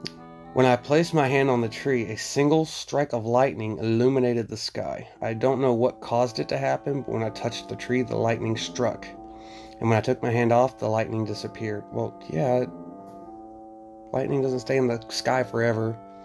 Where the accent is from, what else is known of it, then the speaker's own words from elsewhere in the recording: New Jersey, United States; Growing up in Somerset County, it was almost a rite of passage to hear the check out the rumors surrounding the ever so spooky Devil's Tree in Basking Ridge.